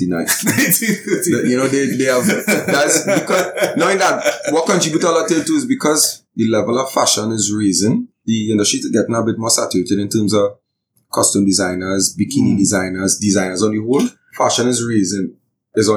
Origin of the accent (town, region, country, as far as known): Trinidad & Tobago